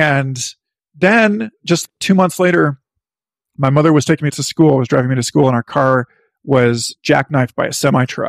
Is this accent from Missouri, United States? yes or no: yes; Parkville, Missouri, United States; My town, Parkville, Missouri